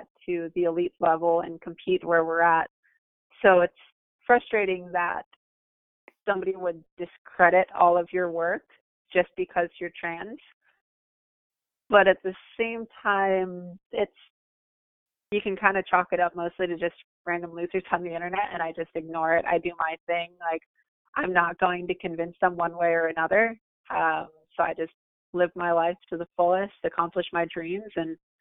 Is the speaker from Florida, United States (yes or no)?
yes; Lake Park, Florida, United States; also born or lived in Orlando, Florida; I grew up in Lake Park, Florida, the West Palm Beach area. I've lived here more or less my whole life.